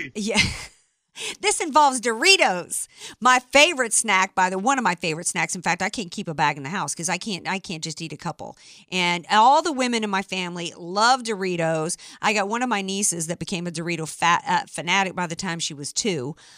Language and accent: English; New Orleans, Louisiana, United States; now in San Diego, United States; I'm from New Orleans